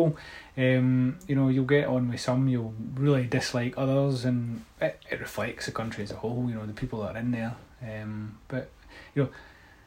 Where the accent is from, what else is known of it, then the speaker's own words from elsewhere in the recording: Scotland, United Kingdom; the best thing about being Scottish is I think we have a good sense of humour